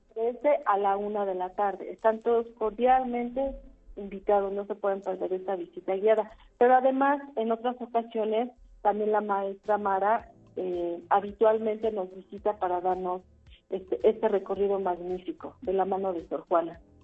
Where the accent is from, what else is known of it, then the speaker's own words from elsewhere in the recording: Mexico; como mexicanos